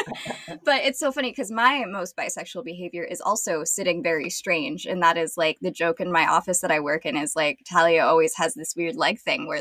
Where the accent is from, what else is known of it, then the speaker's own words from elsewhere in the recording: United States; also born or lived in upstate New York; I'm American. I live in upstate New York